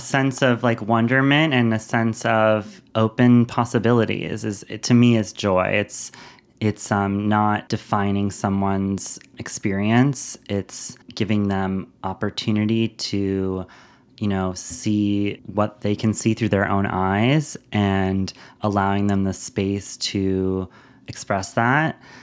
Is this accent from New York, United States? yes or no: yes; New York City, New York, United States; moved away; growing up in Lower Manhattan